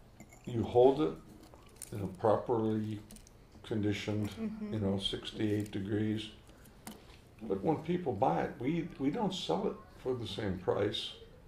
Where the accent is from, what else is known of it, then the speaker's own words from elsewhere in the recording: East Coast, United States; moved away; growing up on the East Coast